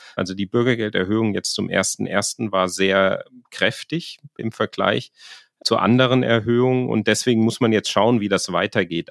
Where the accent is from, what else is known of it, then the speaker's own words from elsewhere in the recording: rural Hesse, Germany; Also ich komme aus äh, der Provinz in Hessen. Die Gemeinde, wo ich herkomme, ist in der Mietstufe 1, die niedrigste